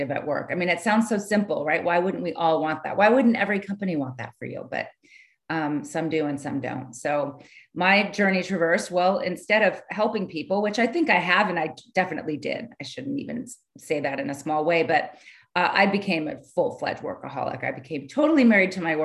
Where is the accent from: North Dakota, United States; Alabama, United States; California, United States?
California, United States; also born or lived in San Francisco Bay Area, California; So I grew up in California. I'm from California. I grew up down south